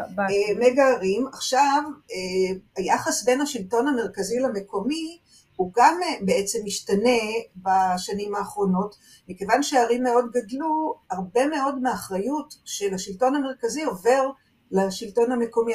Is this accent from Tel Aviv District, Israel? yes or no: no; Jerusalem, Jerusalem District, Israel; אני גדלתי בבית שהאבא הוא נגר, והאימא תופרת, אני ירושלמית